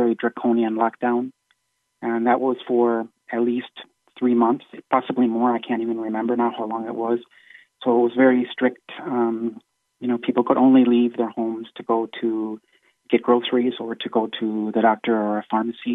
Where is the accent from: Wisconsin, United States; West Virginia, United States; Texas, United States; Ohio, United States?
Wisconsin, United States; now in Spain; my parents are both from Germany, but I grew up in the United States. I grew up in Wisconsin